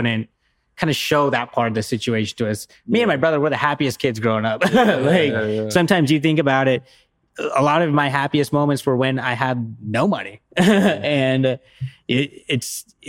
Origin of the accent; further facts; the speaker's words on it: United States; also born or lived in Seattle, Washington / upstate New York; now in New York City, United States; I grew up upstate. I mean, I grew up in Seattle, but then we moved to upstate New York. It's pretty rural up there